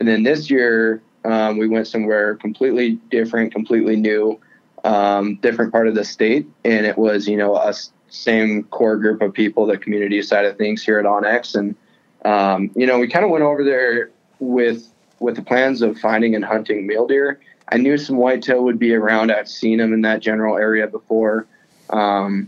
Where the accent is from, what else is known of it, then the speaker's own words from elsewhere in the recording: Eastern Montana, United States; I'm from Eastern Montana originally